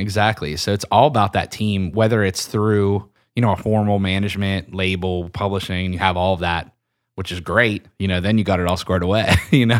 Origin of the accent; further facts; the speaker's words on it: Pennsylvania, United States; I'm from Pennsylvania